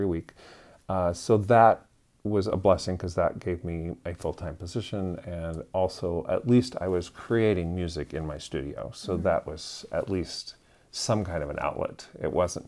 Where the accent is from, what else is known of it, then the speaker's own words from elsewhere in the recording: Iowa, United States; moved away as an adult; I grew up in a very small town in Iowa